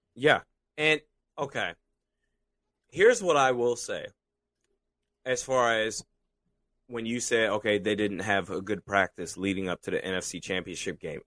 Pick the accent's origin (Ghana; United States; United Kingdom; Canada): United States; Washington, Washington metropolitan area; I'm from Washington D.C., Maryland, Virginia area